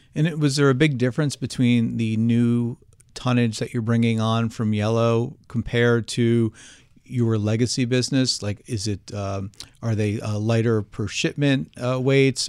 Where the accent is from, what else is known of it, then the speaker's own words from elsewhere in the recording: New Jersey, United States; accent: Jersey; my Jersey accent